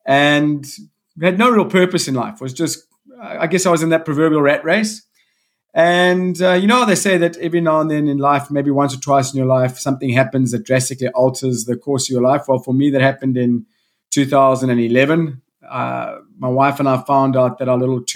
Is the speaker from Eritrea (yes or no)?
no; South Africa; also born or lived in Salt Rock, KwaZulu-Natal; I come from South Africa. I live in a small coastal town north of Durban on the east coast of South Africa called Salt Rock.